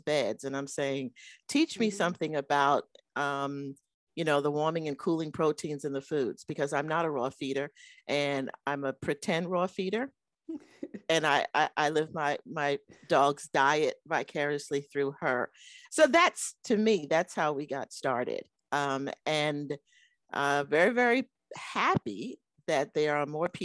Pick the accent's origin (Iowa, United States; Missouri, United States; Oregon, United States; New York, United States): New York, United States; moved away as an adult; I grew up in New York with two very, very loving and supportive parents